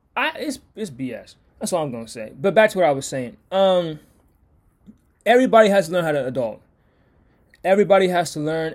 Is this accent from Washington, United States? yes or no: yes; Washington, United States; I'm from Washington